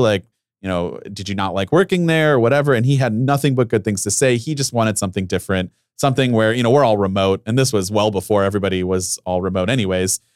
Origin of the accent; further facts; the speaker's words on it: Ohio, United States; I'm from Ohio, I went to Ohio University